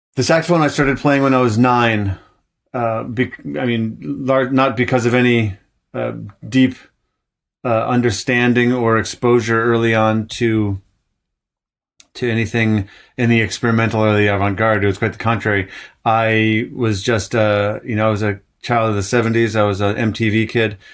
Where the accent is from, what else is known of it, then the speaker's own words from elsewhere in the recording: Ann Arbor, Michigan, United States; also born or lived in Vermont; now in Montreal, Canada; I grew up in Ann Arbor, Michigan.